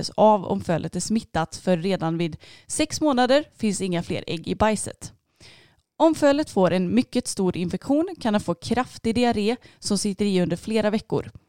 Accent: Stockholm area, Stockholm County, Sweden; moved away; jag kommer uppifrån Stockholmsområdet och eh, min familj bor fortfarande kvar där uppe

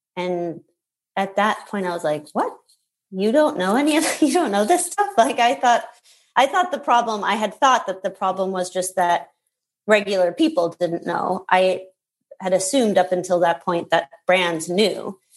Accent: Minnesota, United States; I grew up in Minnesota

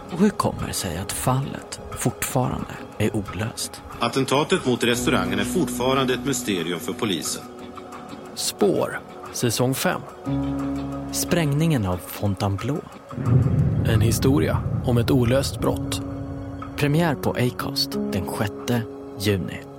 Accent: Stockholm, Stockholm County, Sweden; Som stockholmare då och som jag driver restaurang på Regeringsgatan så är det så här, ganska...

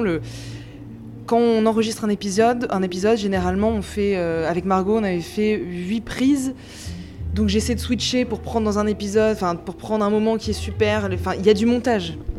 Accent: Grenoble, Auvergne-Rhône-Alpes, France; now in Paris, France; Moi je viens de Grenoble à la base et je suis arrivée à Paris

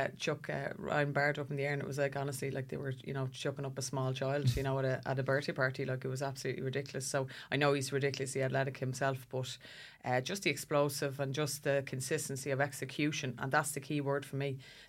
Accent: Ireland; we're uncomfortable, aren't we, as Irish people?

